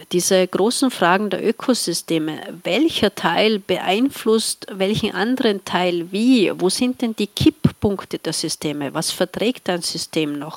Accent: Tyrol, Austria; Ich komme aus einer Gegend, in der im Winter sehr viel Schnee liegt. Äh, das schneereichste Dorf Österreichs

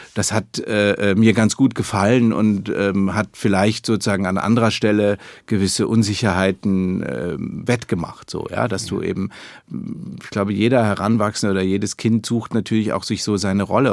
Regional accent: Munich, Bavaria, Germany; now in Berlin, Germany; meiner Kindheit in München

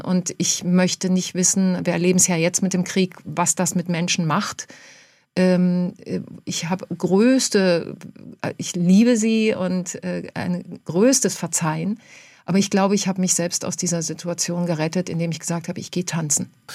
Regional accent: Germany; moved away as an adult; also born or lived in Argentina; Ich bin die Deutsche, die Tango tanzt

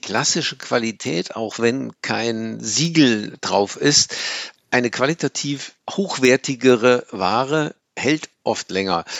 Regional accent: Germany; wir äh, 8, paar zerquetschte Tonnen CO2 emittieren als Deutsche

